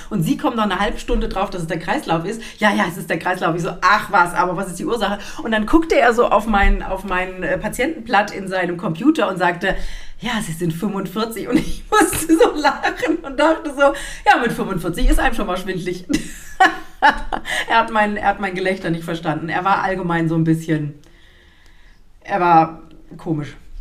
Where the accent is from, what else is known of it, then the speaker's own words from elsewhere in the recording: Germany; moved away; ich bin ja am Rhein aufgewachsen